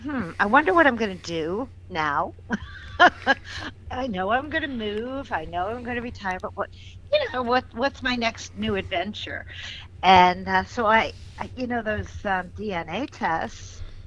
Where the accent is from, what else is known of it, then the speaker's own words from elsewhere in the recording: Massachusetts, United States; I knew about my grandparents, you know, who they were. I was originally from Massachusetts.